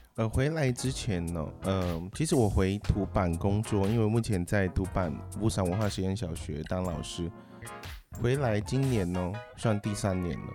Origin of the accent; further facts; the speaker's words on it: Taichung, Taiwan; moved away as an adult; also born or lived in Tjuabanaq (Tuban) village, Taitung / mainland China; now in Taitung, Taiwan; 从小就在台中跟我的父母亲，因为他们工作的关系 然后我们就住在台中市